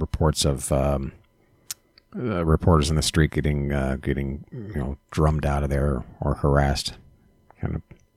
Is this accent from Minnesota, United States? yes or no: yes; Minneapolis, Minnesota, United States; I was born and raised here in Minneapolis